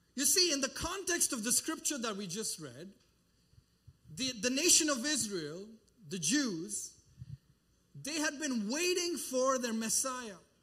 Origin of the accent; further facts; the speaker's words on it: India; moved away; I traveled back to my home country and I've been doing mission work